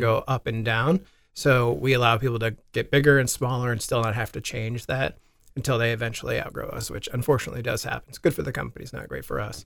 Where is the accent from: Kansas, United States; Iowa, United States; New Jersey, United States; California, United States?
Iowa, United States; Des Moines; Not that I don't like being from Iowa